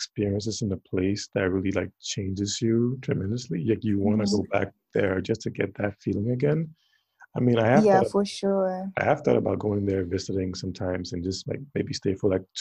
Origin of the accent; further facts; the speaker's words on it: Ghana; moved away; also born or lived in Alaska; I'm from Ghana, it's really hot